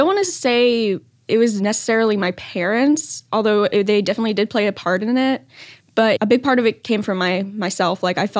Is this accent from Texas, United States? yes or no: yes; Pearland, Texas, United States; I am 16. I'm from Pearland, Texas.